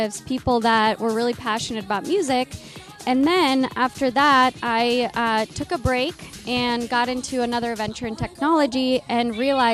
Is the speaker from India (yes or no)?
no; Romania; also born or lived in Seattle; now in Los Angeles, United States; I was born in Romania, from Romania